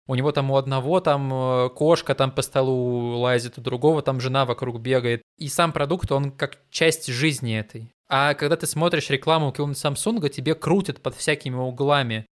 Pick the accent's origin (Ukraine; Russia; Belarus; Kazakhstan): Russia; Siberia; Мы с … из Сибири